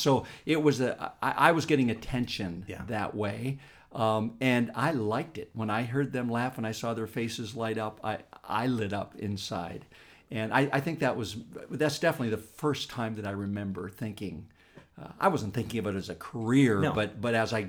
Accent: Pennsylvania, United States; he was the educator in this little town I grew up in Pennsylvania.

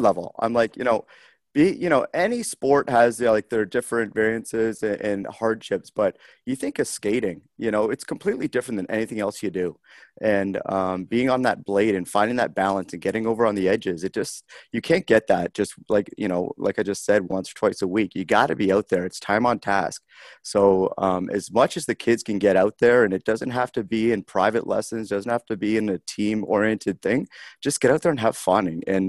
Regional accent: Harrow, Ontario, Canada; moved away as an adult; now in Columbus, United States; growing up in Harrow and, my parents emigrated from Great Britain

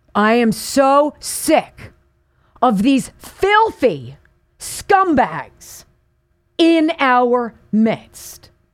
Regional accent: Calabasas, California, United States; this is just up the one oh one freeway from where I grew up in Calabasas

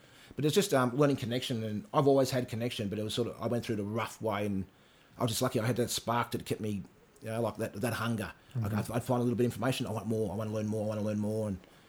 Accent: Mornington Peninsula, Victoria, Australia; I grew up down here in the Monash Peninsula. Me and my sisters were the only Aboriginals in the whole peninsula.

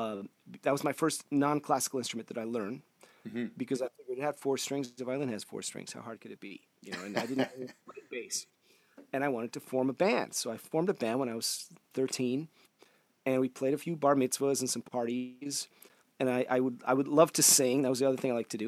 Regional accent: Cleveland, Ohio, United States; born or raised there; also born or lived in St. Petersburg, Russia

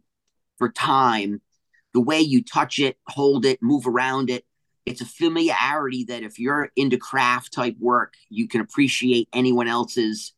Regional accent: New England, Rhode Island, United States; also born or lived in Hawaii / Bay Area, California / Humboldt, California; now in Northern California, United States; I grew up in New England on the coast

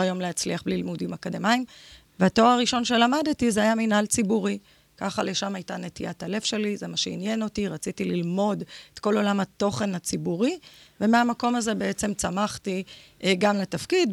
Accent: Ashkelon, Southern District, Israel; נולדתי באשקלון, בת פריפריה.

